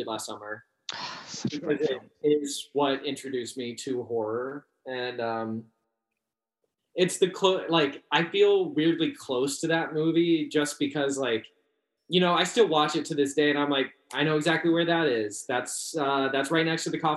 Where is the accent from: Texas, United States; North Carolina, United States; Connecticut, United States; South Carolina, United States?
North Carolina, United States; Kevin Williamson, he's also a North Carolina boy. We grew up not that far from each other